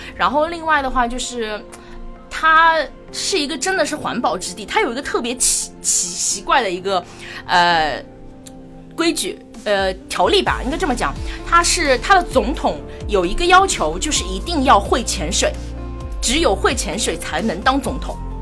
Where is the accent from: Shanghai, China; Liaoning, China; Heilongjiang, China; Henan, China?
Shanghai, China; moved away as an adult; now in Palau; 我其实是上海人，从小，这个城市我生长出，呃，出生， 长大，然后我连读大学都没有离开过这个城市